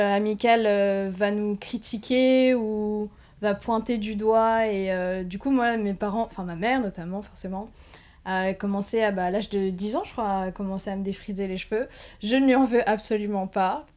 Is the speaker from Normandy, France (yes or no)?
no; Paris, Île-de-France, France; j'ai grandi bah, sur Paris même